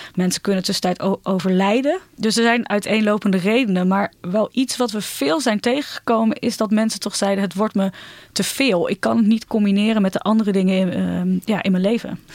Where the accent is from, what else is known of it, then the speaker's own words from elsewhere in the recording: Ermelo, Gelderland, Netherlands; now in Amsterdam, Netherlands; Ik kom uit Ermelo